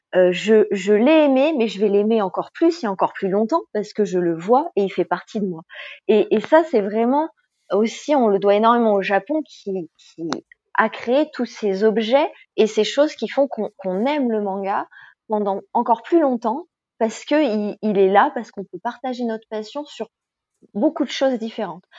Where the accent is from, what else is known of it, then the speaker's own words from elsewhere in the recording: France; en tant que Français